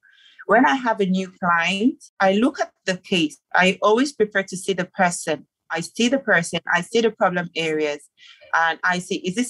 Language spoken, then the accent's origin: English; Nigeria; moved away as an adult; now in Gambia; I'm Nigerian and I'm in Gambia